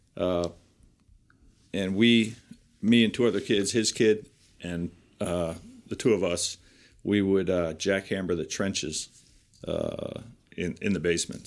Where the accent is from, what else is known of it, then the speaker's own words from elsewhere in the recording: Piscataway, New Jersey, United States; I grew up in Piscataway, uh, New Jersey, and I graduated from Piscataway High School